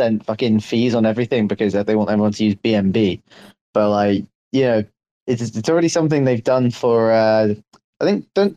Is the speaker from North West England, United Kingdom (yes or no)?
yes; Liverpool, North West England, United Kingdom